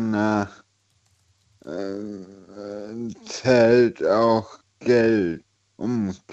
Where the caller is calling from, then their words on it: Eifel, Germany; Äh, ich komme aus der Eifel.